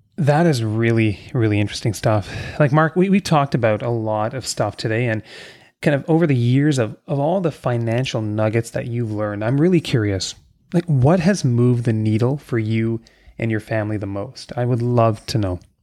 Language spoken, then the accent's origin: English; Kingston, Ontario, Canada; I grew up in Kingston, Ontario, a much smaller town than I am now